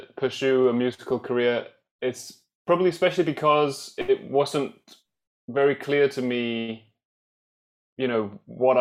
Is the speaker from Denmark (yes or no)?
yes; Allerød, Capital Region of Denmark, Denmark; I grew up in Denmark in a sort of suburb town to Copenhagen called Allerød